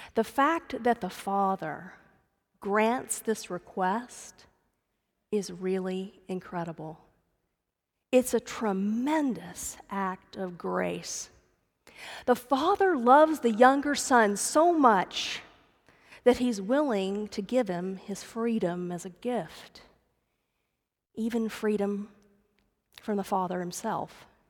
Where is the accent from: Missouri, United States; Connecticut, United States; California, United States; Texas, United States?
Texas, United States; Dallas; I grew up in the Dallas area